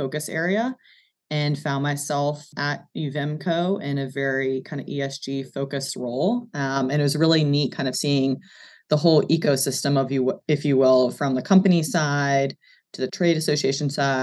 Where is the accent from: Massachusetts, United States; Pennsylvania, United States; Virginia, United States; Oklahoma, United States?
Virginia, United States; Charlottesville; moved away as an adult; also born or lived in New York City / Washington, D.C.; I grew up in Charlottesville, a townie, as they like to say